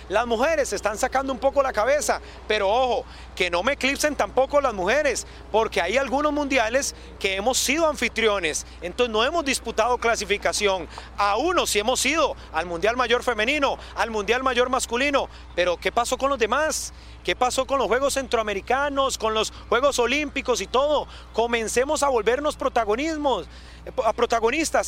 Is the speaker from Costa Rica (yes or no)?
yes; Costa Rica; lo que uno también siente como costarricense